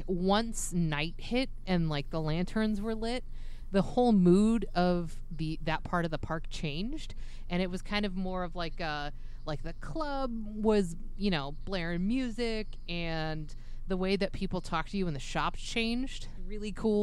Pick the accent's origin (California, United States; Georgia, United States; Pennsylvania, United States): California, United States; Southern; moved away; I'm originally from Southern California